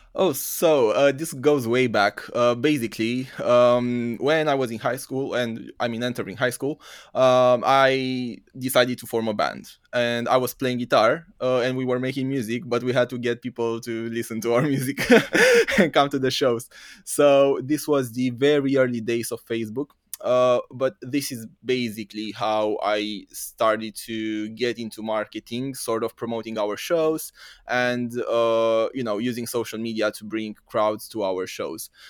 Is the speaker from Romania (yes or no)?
yes; Romania; moved away as an adult; also born or lived in United Kingdom; originally I'm from Romania, from East Europe.